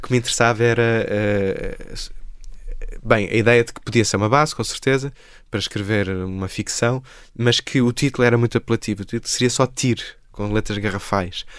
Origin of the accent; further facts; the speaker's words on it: Porto, Norte, Portugal; moved away as an adult; also born or lived in Lisbon; Eu saí do Porto aos 18 anos. Eu nasci em Lisboa, cresci no Porto